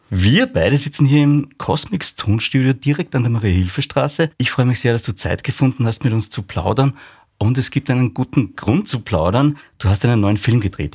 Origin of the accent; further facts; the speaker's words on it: Upper Austria, Austria; Ich bin in Oberösterreich aufgewachsen